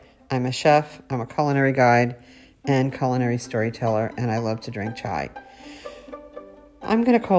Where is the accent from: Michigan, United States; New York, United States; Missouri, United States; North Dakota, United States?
New York, United States; we're from New York